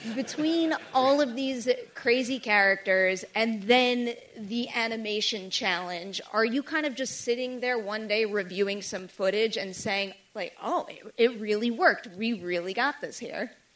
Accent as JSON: {"language": "English", "town": "New York City", "region": "New York", "country": "United States", "said": "I am a New Yorker"}